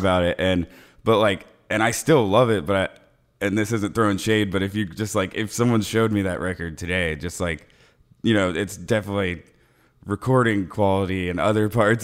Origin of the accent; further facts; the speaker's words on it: Ocala, Florida, United States; we're from Ocala, so it's like, like, like smack dab in the middle of Florida